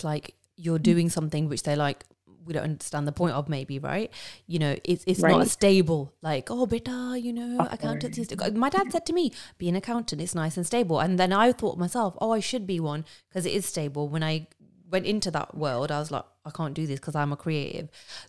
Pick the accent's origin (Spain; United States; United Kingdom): United Kingdom; Midlands; now in London, United Kingdom; I moved like from the Midlands in the UK to London, and for us that's far, because obviously this is a tiny country, right?